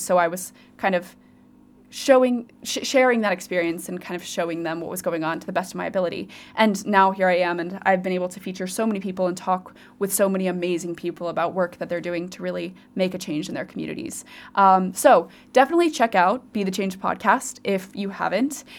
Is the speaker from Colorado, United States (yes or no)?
yes; Colorado, United States; moved away as an adult; also born or lived in Virginia / Oxford; now in Cardiff, United Kingdom; I am originally from Colorado